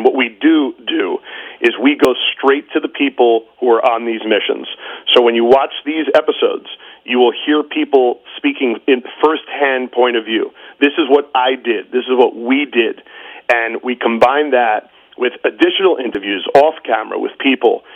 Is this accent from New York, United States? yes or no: yes; New York City, New York, United States; I'm a New Yorker